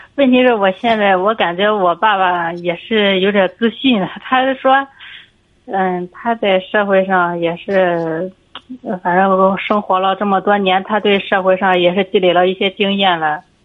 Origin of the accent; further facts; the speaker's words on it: Jinan, Shandong, China; 我是济南的